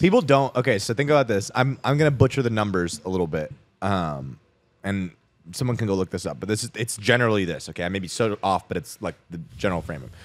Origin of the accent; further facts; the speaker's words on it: Scottsdale, Arizona, United States; I grew up in Scottsdale, Arizona